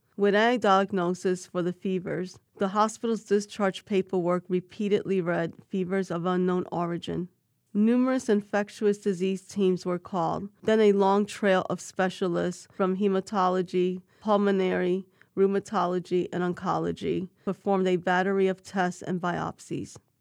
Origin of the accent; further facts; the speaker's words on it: New York City, New York, United States; I was born and raised in New York City